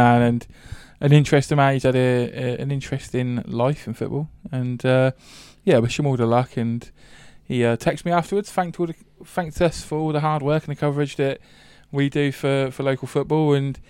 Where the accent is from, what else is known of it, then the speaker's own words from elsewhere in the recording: Reading, South East England, United Kingdom; saw that you were at Reading in your youth stage, my hometown